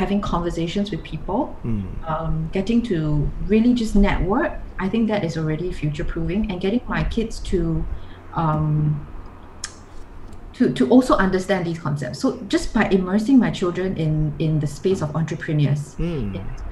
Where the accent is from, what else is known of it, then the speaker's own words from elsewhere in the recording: Singapore; I'm from Singapore.